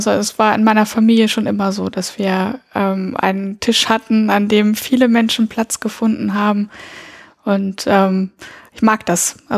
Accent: Lebanon; Und ähm, dass ich bin im Libanon geboren und da auch teilweise aufgewachsen. Mit meinen Eltern bin ich sehr oft umgezogen und ähm, ja, also und bin auf eine französische Schule gegangen.

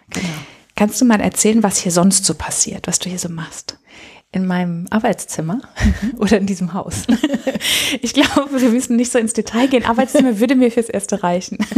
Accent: Stade, Lower Saxony, Germany; Ja, ich komme ursprünglich aus Norddeutschland, aus der Nähe von Stade. Das ähm, liegt zwischen Hamburg und Cuxhaven.

